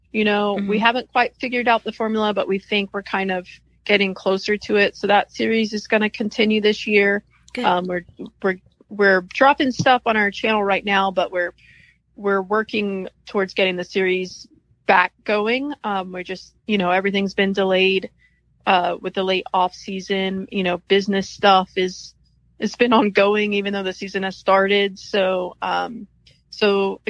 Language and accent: English; Texas, United States; I'm from Texas. I started fishing when I was a kid with my daddy.